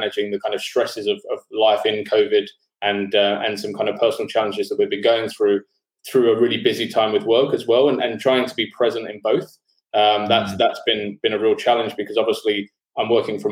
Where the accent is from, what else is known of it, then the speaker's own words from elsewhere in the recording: London, United Kingdom; moved away as an adult; now in Sydney, Australia; I'm from London originally, but I've been living in Sydney for the last 10 years.